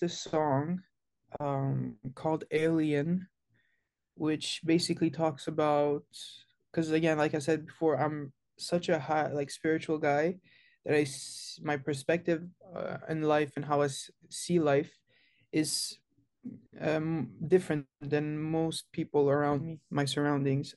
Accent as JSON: {"language": "English", "town": "Montreal", "region": "Quebec", "country": "Canada", "tie": "born or raised there", "said": "I was born and raised in Montreal, Canada"}